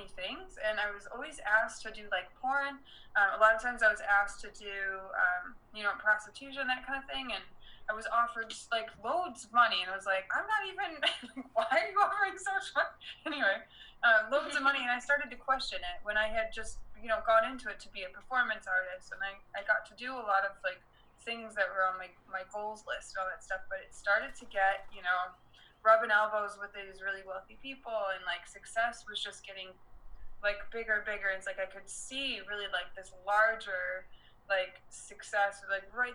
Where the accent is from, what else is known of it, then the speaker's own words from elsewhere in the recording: Detroit, Michigan, United States; moved away as an adult; also born or lived in Las Vegas; raised in Detroit